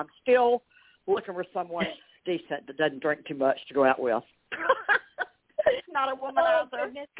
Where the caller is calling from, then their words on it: Alabama, United States; in Alabama.